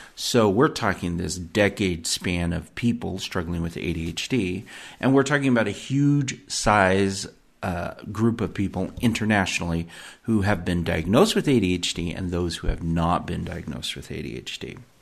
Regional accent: United States; I was born here in the United States

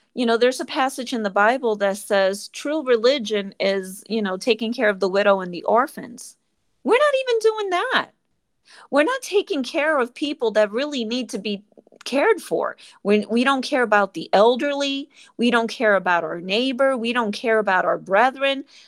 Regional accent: New York, United States; moved away; I'm from New York originally

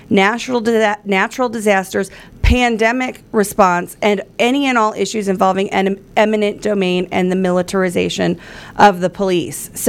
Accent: United States; We are not subjects. We are the American people.

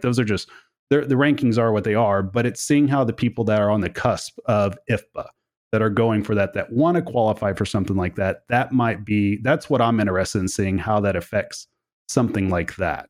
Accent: Oklahoma, United States; I come from Oklahoma

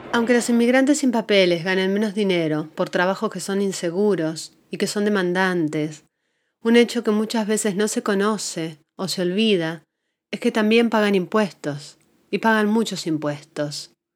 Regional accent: Argentina; moved away as an adult; now in Asheville, United States; soy argentina, inmigrante.

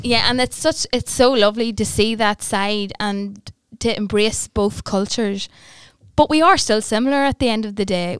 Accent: Newry, Northern Ireland, United Kingdom; I am born and bred in Newry, and I've lived here all of my life

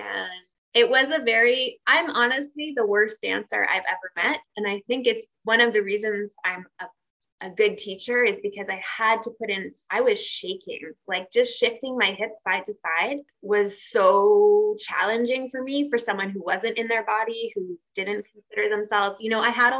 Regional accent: Tokyo, Japan; that's actually where I met her growing up in Tokyo and doing restaurant gigs and that kind of thing.

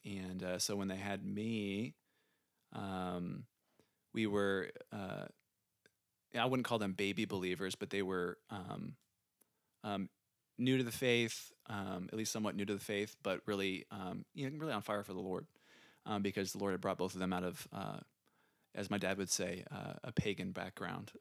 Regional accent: San Antonio, Texas, United States; also born or lived in Chicago; we moved to San Antonio when I was five, so pretty young. And, um, I have a younger sister named Carly. She's two years younger than me. And, uh, yeah, we grew up in San Antonio.

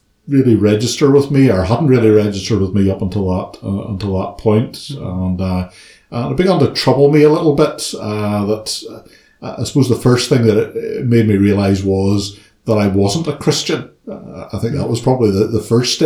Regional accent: Ballymena, Northern Ireland, United Kingdom; moved away as an adult; now in Belfast, United Kingdom; I was born and brought up in Ballymena

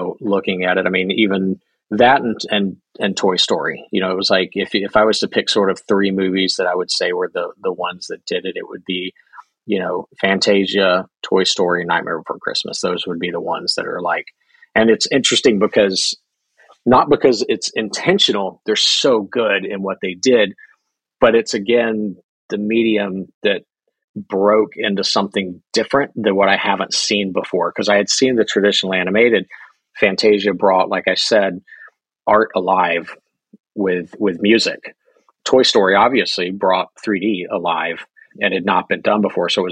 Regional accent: Birmingham, Alabama, United States; moved away as an adult; now in Atlanta, United States; I grew up in Birmingham, Alabama

